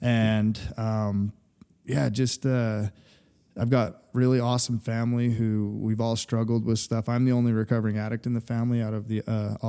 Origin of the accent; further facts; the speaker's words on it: Fruit Heights, Utah, United States; So I'm from right here where we're at, Kaysville, Utah. So Fruit Heights, actually, to be correct.